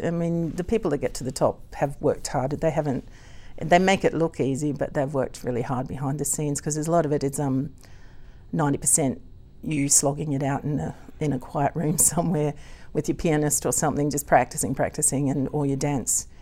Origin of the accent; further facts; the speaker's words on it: Gympie, Queensland, Australia; accent: Aussie; also born or lived in United Kingdom; I was born in Gimpy